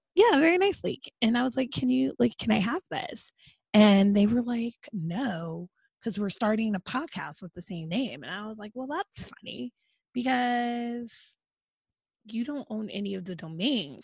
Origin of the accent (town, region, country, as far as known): United States